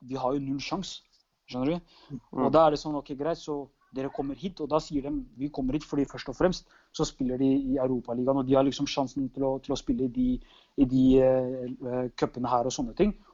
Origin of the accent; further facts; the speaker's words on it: Norway; det er litt som, Rosenborg hjemme i Norge.